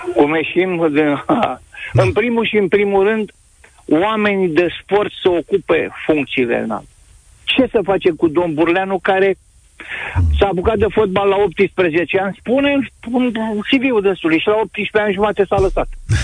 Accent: Pitești, Argeș, Romania; Sunt din Pitești, am o vârstă, am văzut fotbal la Pitești

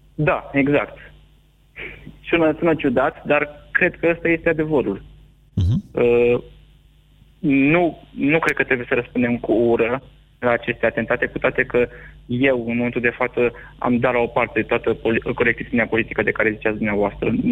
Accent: Romania; noi, ca și români

